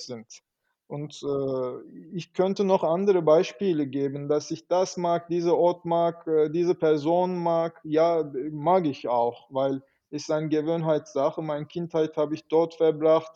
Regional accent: Istanbul, Turkey; German is a second language; moved away as an adult; now in Munich, Germany; ich bin in Istanbul geboren

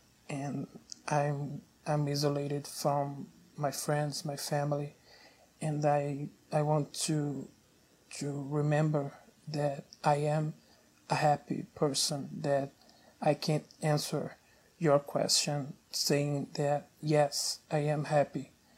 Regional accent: Brazil; I'm from Brazil.

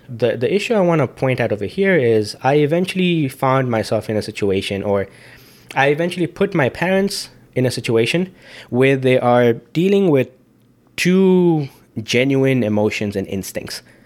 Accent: Zambia; moved away; being an Indian in Zambia

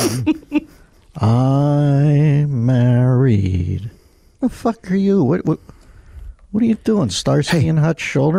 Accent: Pittsburgh, Pennsylvania, United States; accent: Pittsburghese; I have trouble with L's and R's. Sort of like Tom Brokaw, I guess, growing up in Pittsburgh.

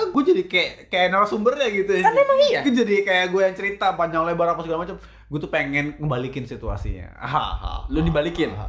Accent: Bandung, West Java, Indonesia; Gue stay di Bandung.

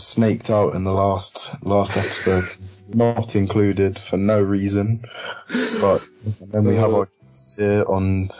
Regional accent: Scotland, United Kingdom; I'm just white and I'm Scottish, but you know, British, English, whatever

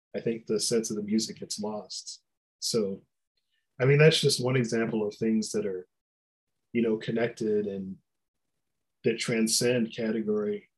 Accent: Detroit, Michigan, United States; I grew up in Detroit

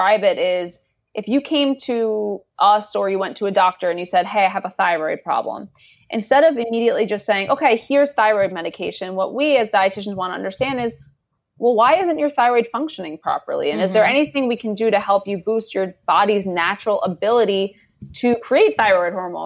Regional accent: New York City, New York, United States; I grew up in Queens, New York, which is like a place where people celebrate diversity of all kinds.

